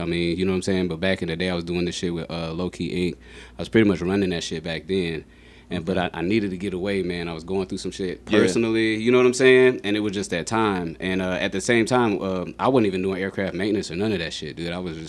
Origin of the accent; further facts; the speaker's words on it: South Carolina, United States; also born or lived in Germany; Well, you know, I was born in Germany, raised in South Carolina, and then from there, like, I moved around a lot.